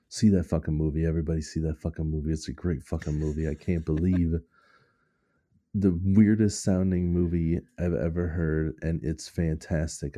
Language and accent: English; United States; I'm American